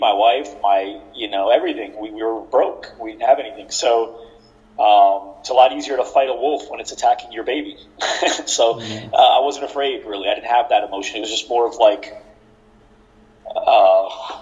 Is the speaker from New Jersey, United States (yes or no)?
yes; New Jersey, United States; I was born and raised in New Jersey.